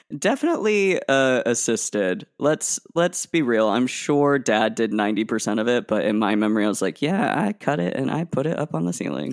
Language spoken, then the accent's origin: English; Portland, Oregon, United States; growing up in the Portland metro area